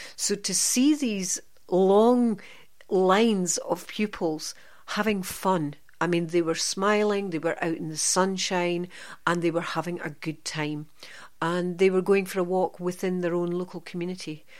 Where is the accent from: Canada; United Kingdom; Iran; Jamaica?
United Kingdom; Aberdeen, Scotland; moved away as an adult; now in central Scotland, United Kingdom; I'm from the Aberdeen area and I studied in Aberdeen, and then moved to central Scotland thirty-six years ago, and never left